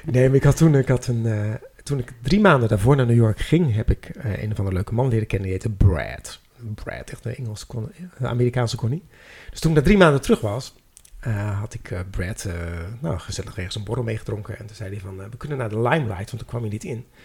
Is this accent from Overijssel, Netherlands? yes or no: no; Amsterdam, North Holland, Netherlands; Ik zeg, nou, ik kom uit Amsterdam.